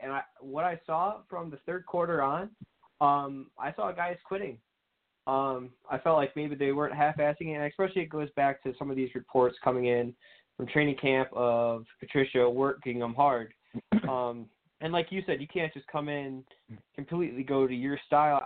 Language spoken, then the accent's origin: English; Michigan, United States; I'm from Michigan